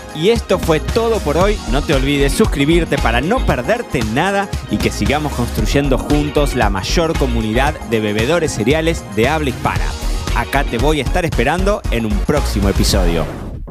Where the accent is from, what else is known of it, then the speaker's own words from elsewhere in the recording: Argentina; now in Marbella, Spain; Soy argentino, pero vivo en Marbella.